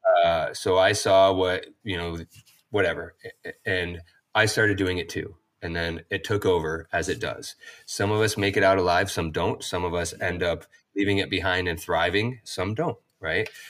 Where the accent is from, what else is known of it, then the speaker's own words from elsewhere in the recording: upstate New York, United States; also born or lived in Long Beach / Portland, Oregon; now in Santa Cruz, United States; growing up in upstate New York, fairly close to Vermont